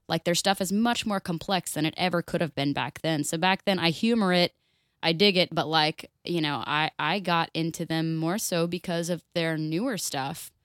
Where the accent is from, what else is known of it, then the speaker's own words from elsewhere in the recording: Florida, United States; I am born and raised in Florida, I'm three fourths Irish